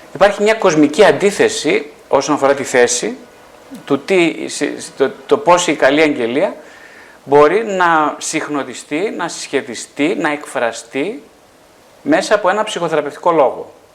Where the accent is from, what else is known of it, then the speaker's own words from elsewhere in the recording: northern Greece, Greece; είμαι από την Βόρεια Ελλάδα